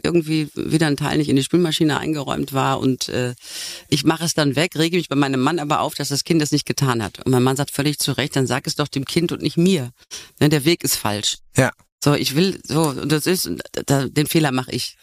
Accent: North Rhine-Westphalia, Germany; Ich komme vom Niederrhein

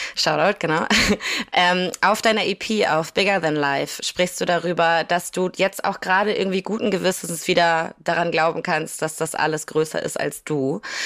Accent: Kiel, Schleswig-Holstein, Germany; ich komme aus Kiel

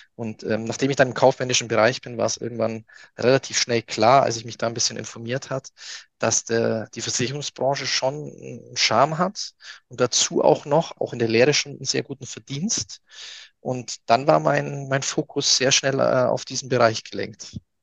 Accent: near Augsburg, Bavaria, Germany; ich komme ja aus, aus der Nähe von Augsburg

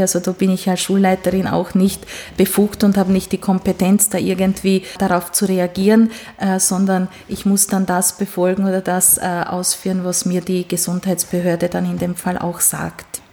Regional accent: Sfântu Gheorghe, Covasna County, Romania; first language Hungarian; German is a second language; now in Styria, Austria; ich bin gebürtige Ungarin. Das heißt, ich, äh, meine Muttersprache ist auch Ungarisch

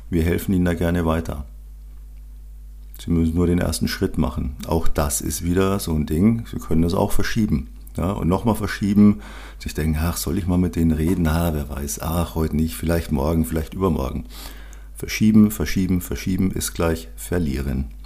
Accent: Munich, Bavaria, Germany; born there; sehr bayerisch, sehr rustikal, sehr, sehr gutes Essen als gebürtiger Münchner liebe ich die bayerische Küche.

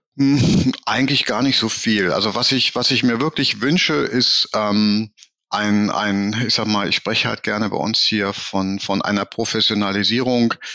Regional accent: Berlin, Germany; also born or lived in Hamburg; Ich bin ja auch Berliner

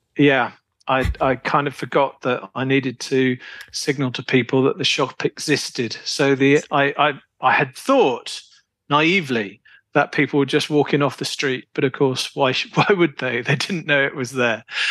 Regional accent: United Kingdom; moved away as an adult; also born or lived in Poland; being a Brit

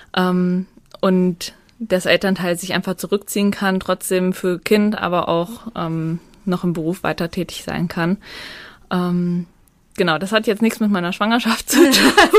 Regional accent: Naumburg, Hesse, Germany; Ich komme aus Naumburg

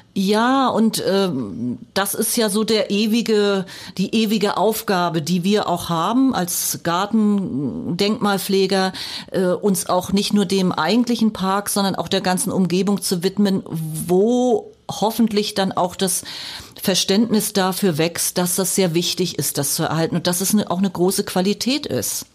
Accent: Mecklenburg-Vorpommern, Germany; moved away as an adult; also born or lived in Weimar / Lusatia; Also als Person komme ich aus Mecklenburg-Vorpommern, da bin ja. ich auch geboren

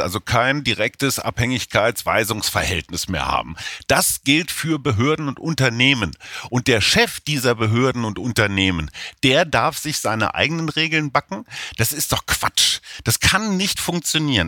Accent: Germany; now in Berlin, Germany; als Deutsche

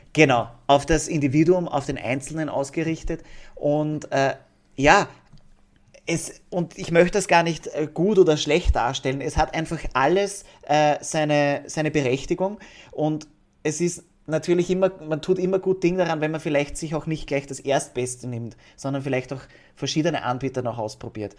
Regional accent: Austria; bei uns in Österreich

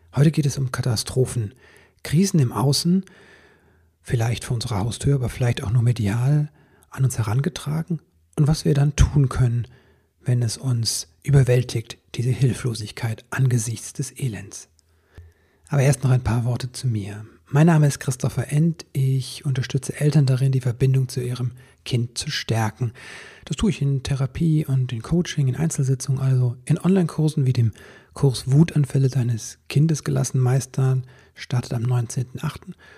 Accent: Stolberg, North Rhine-Westphalia, Germany; Stolberg, eine der Städte, die betroffen sind, ist meine Heimatstadt. Ich habe da einen Großteil meiner Kindheit und Jugend verbracht

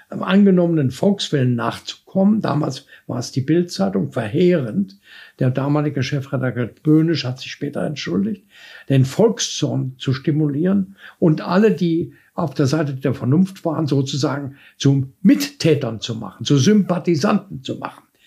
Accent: Dresden, Saxony, Germany; als Junge in Dresden

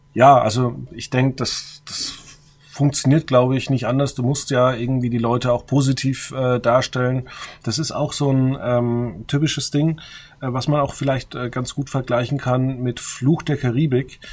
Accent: Würzburg, Bavaria, Germany; ich komme ja aus Würzburg

